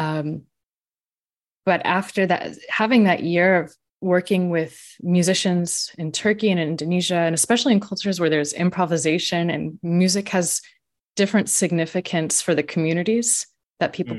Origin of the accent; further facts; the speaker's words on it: Austin, Texas, United States; moved away; I grew up in Austin, Texas, which is known as the live music capital of the world